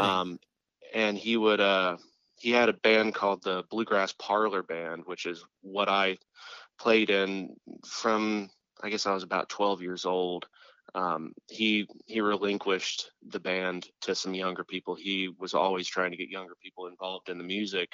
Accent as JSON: {"language": "English", "area": "Tampa area", "region": "Florida", "country": "United States", "tie": "born or raised there", "said": "in the Tampa area, about an hour east of Tampa."}